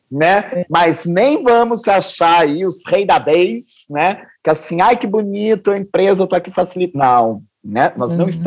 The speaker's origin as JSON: {"language": "Portuguese", "region": "Northeast Region", "country": "Brazil", "said": "Vim também da periferia, vim do Nordeste, sou deficiente auditivo, né?"}